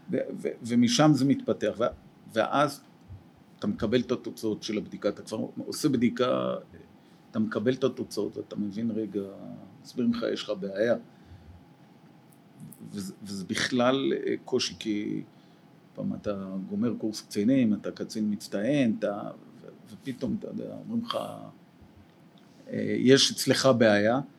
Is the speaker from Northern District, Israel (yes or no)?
no; Jerusalem, Jerusalem District, Israel; ואני אהיה לטוב ירושלים אמיתי, כלומר גדלתי בירושלים.